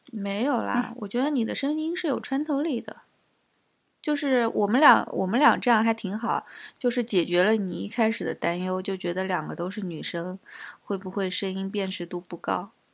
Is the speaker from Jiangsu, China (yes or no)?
yes; Nanjing, Jiangsu, China; accent: Nanjing; now in United Kingdom; 我也是南京的